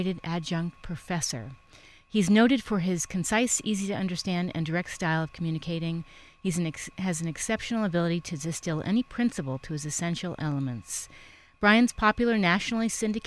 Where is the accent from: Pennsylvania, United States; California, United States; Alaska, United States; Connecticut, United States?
Connecticut, United States; Stamford; I'm from Stamford